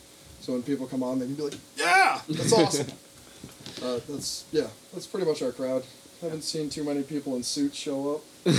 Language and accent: English; Plattsburgh, New York, United States; moved away as an adult; now in Burlington, United States; I grew up in Plattsburgh